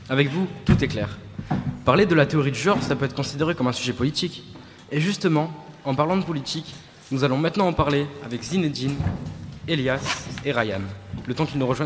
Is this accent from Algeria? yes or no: yes; Algeria; now in France; Parce que je ne suis pas français, je suis algérien.